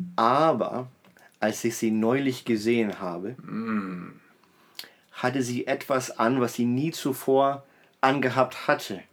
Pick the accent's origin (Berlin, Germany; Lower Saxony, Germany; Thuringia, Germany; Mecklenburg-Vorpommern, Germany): Berlin, Germany; ich bin eben in Berlin groß geworden